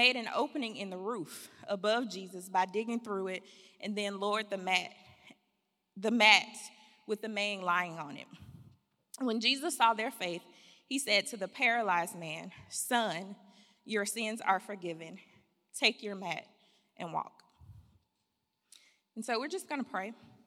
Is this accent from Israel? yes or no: no; Birmingham, Alabama, United States; moved away as an adult; now in Fairfield, United States; I am from Birmingham, Alabama, home sweet home, dirty South